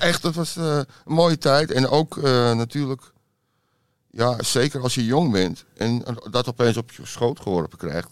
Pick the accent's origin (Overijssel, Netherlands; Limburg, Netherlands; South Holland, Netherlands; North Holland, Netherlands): North Holland, Netherlands; Amsterdam; accent: Amsterdam; moved away as an adult; also born or lived in Detroit, United States; now in Georgia, United States; En ik was in Amsterdam-Zuid altijd met mijn ouders. we woonden op de Churchlaan en in de Scheldestraat, die buurt. Mijn vader was advocaat. Dus ja, daar ben ik opgegroeid